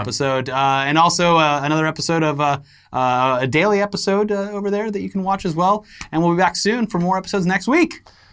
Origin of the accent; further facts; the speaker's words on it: Florida, United States; when I was growing up in Florida